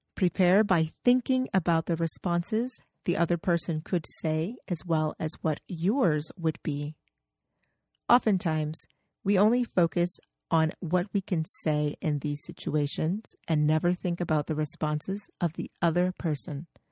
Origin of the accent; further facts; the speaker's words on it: United States; from the United States, where I'm an English coach